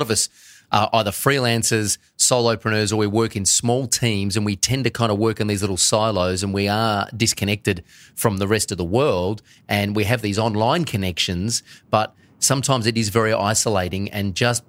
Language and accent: English; South Australia, Australia; also born or lived in Melbourne; up the river in my hometown of South Australia